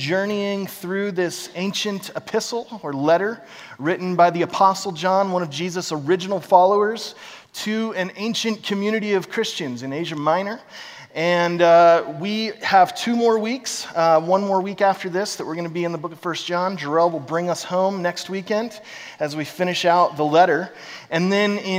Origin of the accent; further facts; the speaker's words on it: Corvallis, Oregon, United States; I'm from Corvallis